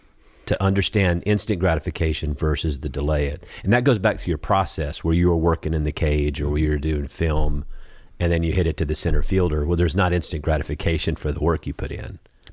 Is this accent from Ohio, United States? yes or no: no; Georgia, United States; I'm from Georgia.